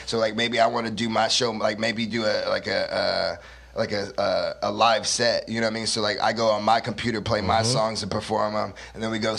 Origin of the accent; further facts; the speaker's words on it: Stockton, California, United States; also born or lived in Fontana; Yeah, I grew up in Stockton. I was born in Fontana, California.